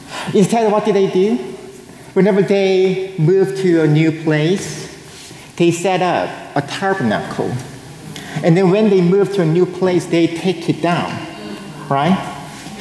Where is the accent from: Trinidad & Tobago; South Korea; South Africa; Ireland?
South Korea; moved away; I was born and raised in South Korea.